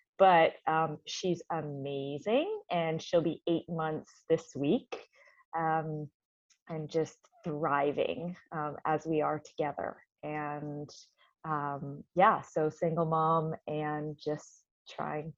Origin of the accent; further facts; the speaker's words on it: Canada; moved away as an adult; now in Santa Cruz, United States; I am a Canadian, and I live in Santa Cruz, California. And I've been here for about 4 years.